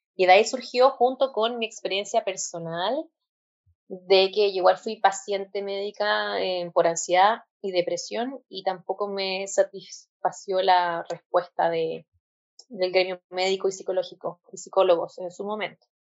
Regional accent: Chile; yo soy de Chile, tengo 29 años.

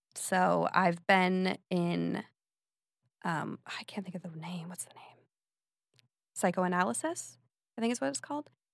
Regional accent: Phoenix, Arizona, United States; I'm from Phoenix, Arizona. I had a two-parent household and a brother

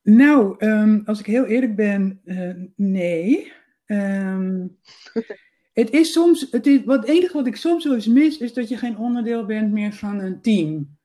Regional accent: Netherlands; first language Dutch; moved away as an adult; also born or lived in Amsterdam; now in Spain; ik ben uit Nederland vertrokken in de zomer van 2017

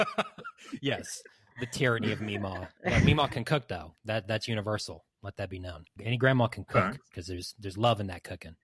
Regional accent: East Tennessee, United States; I'm from Tennessee, East Tennessee the pretty part

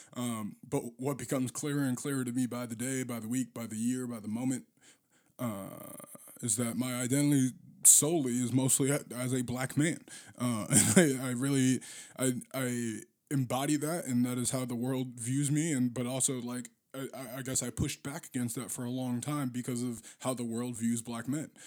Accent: Boston, Massachusetts, United States; now in St. Paul, United States; I'm from Boston

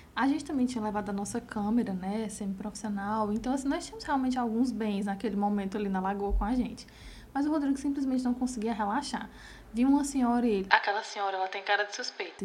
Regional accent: Crateús, Ceará, Brazil; also born or lived in Independência; eu também era do interior, né? Que somos de Crateus, Independência

